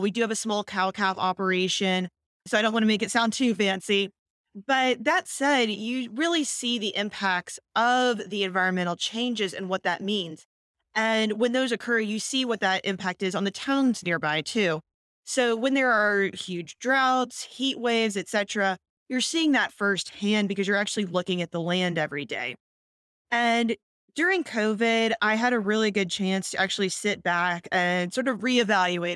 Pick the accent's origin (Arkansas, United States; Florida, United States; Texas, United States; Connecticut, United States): Texas, United States; Houston; moved away as an adult; also born or lived in Virginia / Washington, D.C.; I'm born and raised in Houston